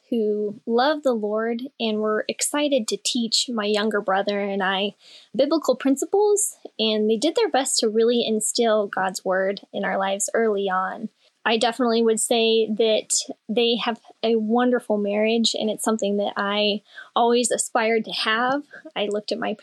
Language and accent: English; Oregon City, Oregon, United States; now in Seward, United States; originally I was born in Oregon City, which is 45 minutes south of Portland